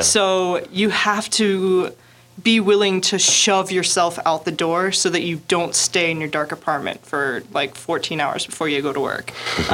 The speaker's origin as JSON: {"language": "English", "region": "the southern United States", "country": "United States", "tie": "born or raised there", "moved": "as an adult", "lives_now": "Daegu, South Korea", "said": "I'm from the southern United"}